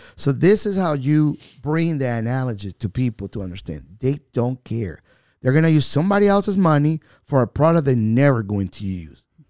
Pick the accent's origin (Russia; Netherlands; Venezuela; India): Venezuela; English is a second language; moved away as an adult; now in North Carolina, United States; I am an American citizen by choice, a Venezuelan by birth